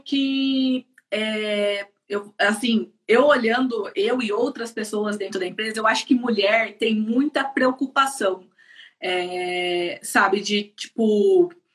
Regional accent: Campinas, São Paulo, Brazil; moved away as an adult; now in Ireland; sou de Campinas, é, São é, Paulo. sou de Campinas

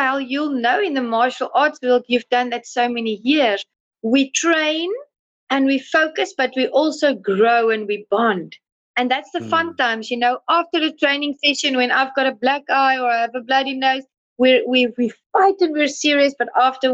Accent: South Africa; I come from South Africa

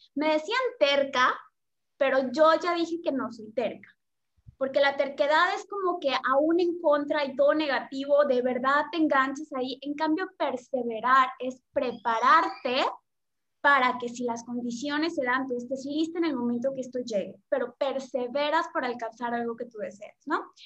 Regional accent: Yucatán, Mexico; soy mexicana del sur, que es Yucatán

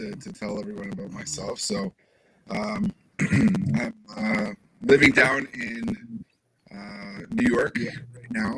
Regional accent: Canada; moved away as an adult; now in United States; as a Canadian

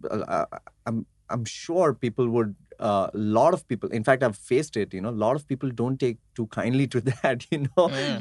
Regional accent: Mumbai, Maharashtra, India; I'm a Gujarati from Mumbai, India

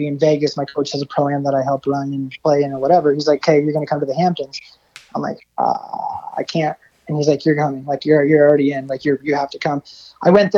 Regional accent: Essex, Ontario, Canada; also born or lived in Los Angeles, United States / Orlando, United States; now in Windsor, Canada; I'm from Essex.

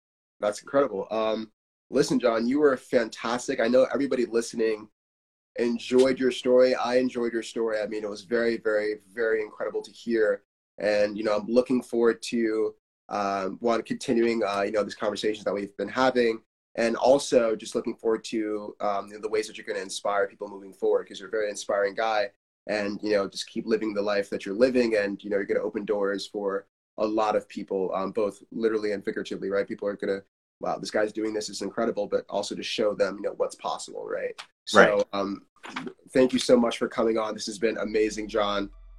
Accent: Nigeria; because when I was younger, similar to you, being Nigerian, being African, it wasn't a cool thing at all.

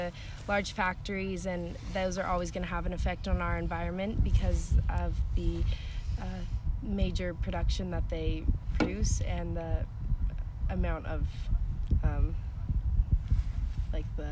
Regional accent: Tulare, California, United States; I'm from Tulare, California. I was raised on a small farm

